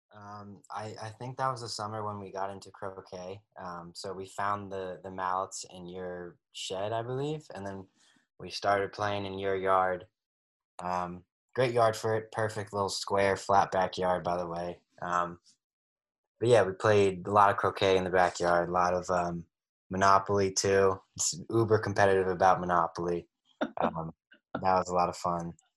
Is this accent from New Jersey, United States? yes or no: yes; Cape May, New Jersey, United States; when I was that age growing up in Cape May.